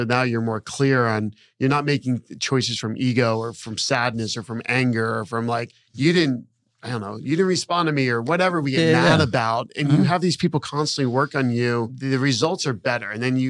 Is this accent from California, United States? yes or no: no; around Disney, Florida, United States; I grew up around Disney